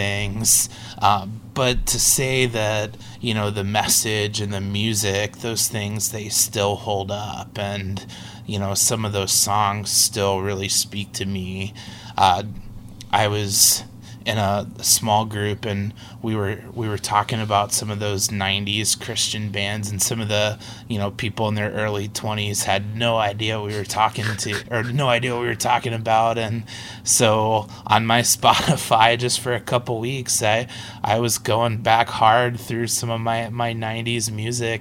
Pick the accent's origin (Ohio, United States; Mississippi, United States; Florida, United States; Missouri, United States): Ohio, United States; Cincinnati; moved away; also born or lived in Minneapolis / Fort Wayne; growing up in Cincinnati